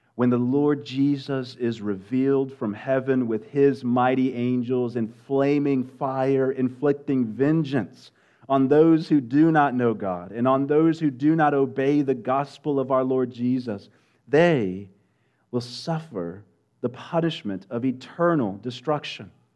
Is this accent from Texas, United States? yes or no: yes; West Texas, United States; moved away; I'm originally from West Texas